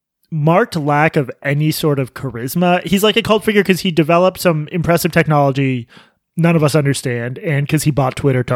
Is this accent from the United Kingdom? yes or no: yes; United Kingdom; I'm British.